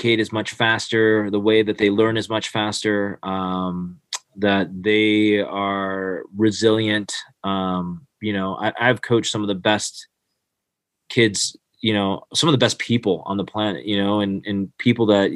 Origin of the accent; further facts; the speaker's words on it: Michigan, United States; now in Blacksburg, United States; I grew up in Michigan